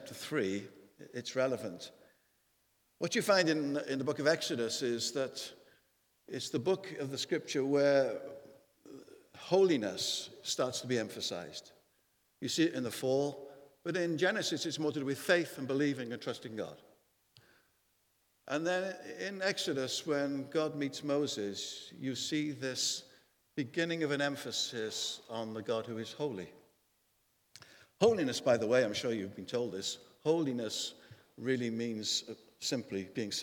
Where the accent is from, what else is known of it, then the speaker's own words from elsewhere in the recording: Wales, United Kingdom; a 5'9" Welshman